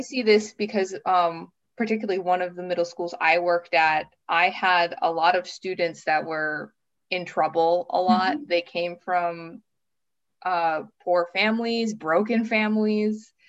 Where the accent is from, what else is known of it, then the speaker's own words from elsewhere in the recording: Minnesota, United States; moved away as an adult; also born or lived in Brooklyn, New York City / Missouri / southern Japan; now in Finland; I grew up in a small town in the North Midwest state of Minnesota, which is very similar to Finland